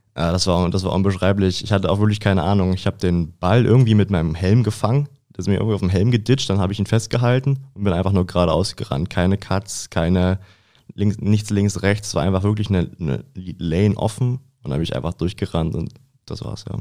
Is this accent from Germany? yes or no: yes; Lübbenau, Brandenburg, Germany; moved away as an adult; now in Dresden, Germany; ich komme aus Brandenburg, aus Lübbenau